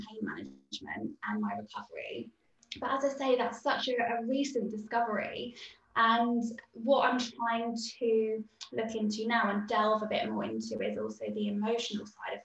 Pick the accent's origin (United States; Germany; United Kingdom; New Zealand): United Kingdom; being British